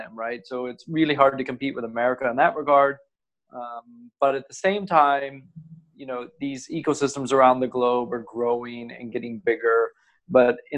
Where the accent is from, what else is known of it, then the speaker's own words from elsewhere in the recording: United States; moved away as an adult; also born or lived in Asia; now in Singapore; I'm originally from the States